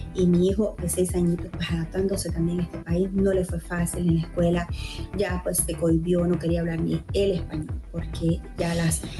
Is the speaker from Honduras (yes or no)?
yes; Honduras; moved away as an adult; now in United States; soy hondureña y hace nueve años llegué a este país, al país de los sueños, Estados Unidos.